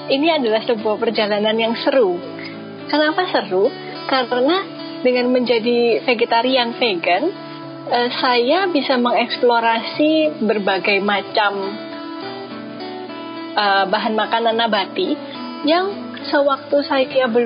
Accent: Surabaya, East Java, Indonesia; now in Bali, Indonesia; saya …, saya asli Surabaya. Saya tapi sudah keluar dari Surabaya untuk sekolah di beberapa kota di Indonesia sampai akhirnya saya sekarang terdampar di Bali.

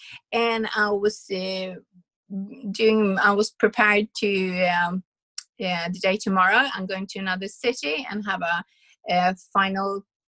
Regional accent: Sweden; we are from Sweden

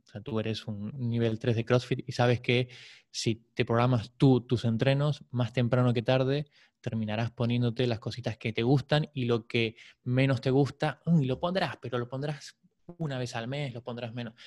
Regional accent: Buenos Aires, Argentina; moved away as an adult; now in Barcelona, Spain; Nací en Buenos Aires, a los 21 me vine aquí, hoy tengo 39

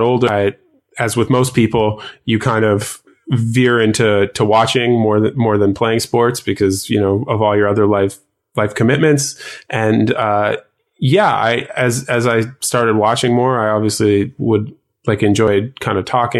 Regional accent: Canada; I'm Canadian as well

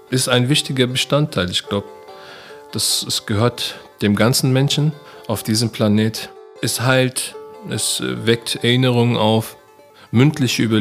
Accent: Mainz, Rhineland-Palatinate, Germany; also born or lived in Duisburg; Ich bin geboren in Duisburg, aufgewachsen bin ich dann in Mainz.

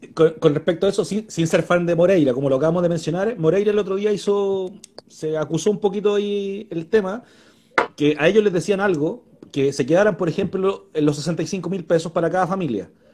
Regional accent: Puente Alto, Santiago Metropolitan Region, Chile; Yo soy de Puente Alto

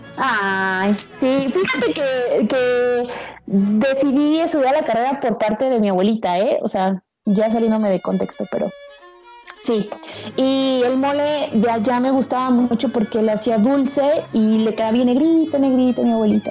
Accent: Mexico; nosotros como mexicanos

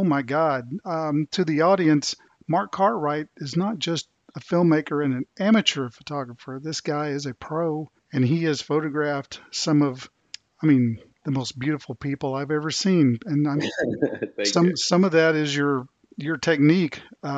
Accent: the South, United States; growing up in the South

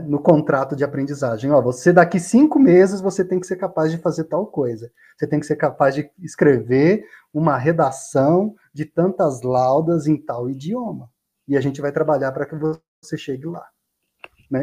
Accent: Rondônia, Brazil; moved away; lá em Rondônia, de onde eu venho

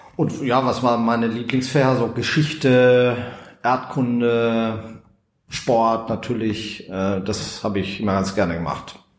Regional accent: Bad Salzuflen, North Rhine-Westphalia, Germany; also born or lived in Schwäbisch Gmünd / Göppingen district; now in Bünde, Germany; Also bin in Bad Salzuflen aufgewachsen, im Kreis Lippe

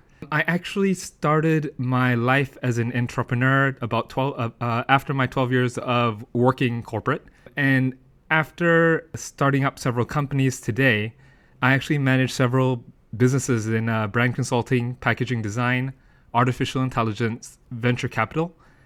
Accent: United Kingdom; born there; moved away; also born or lived in United States; I'm actually born in the UK. However, as you can tell from my accent, I'm actually educated in the United States.

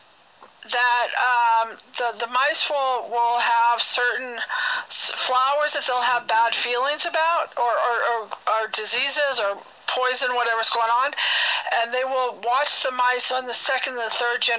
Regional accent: Bay Area, California, United States; moved away as an adult; now in Reno, United States; I'm from the Bay Area, but now I'm in Reno, Nevada

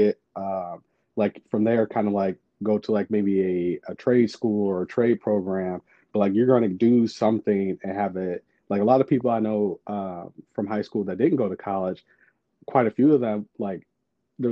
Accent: St. Louis, Missouri, United States; I'm from St. Louis, Missouri

